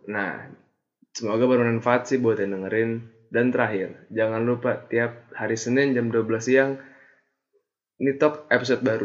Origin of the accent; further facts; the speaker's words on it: Jakarta, Indonesia; now in Bandung, Indonesia; asal SMA Jakarta yang kayak emang orang-orangnya beda